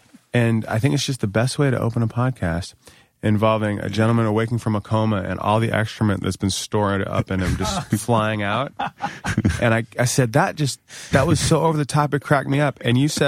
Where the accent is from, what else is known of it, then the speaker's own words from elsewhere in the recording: Springfield, Virginia, United States; Great town to grow up. I'm from Northern Virginia.